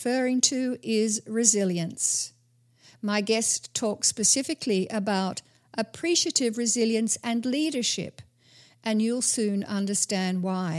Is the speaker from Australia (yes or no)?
yes; Australia; as an Australian